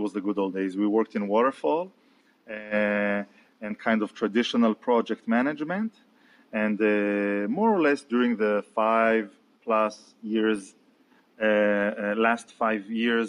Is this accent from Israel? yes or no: yes; Israel; also born or lived in Tel Aviv; I'm from Israel, and I'm based out in Tel Aviv